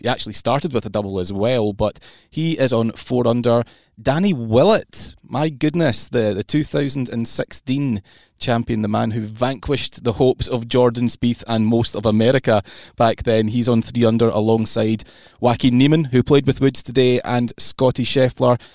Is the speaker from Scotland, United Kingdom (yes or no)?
yes; Scotland, United Kingdom; as a Scot myself